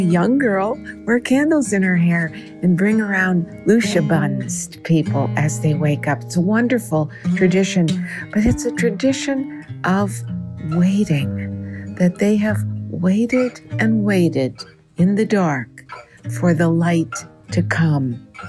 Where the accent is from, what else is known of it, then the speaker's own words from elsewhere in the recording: Minnesota, United States; I grew up in Minnesota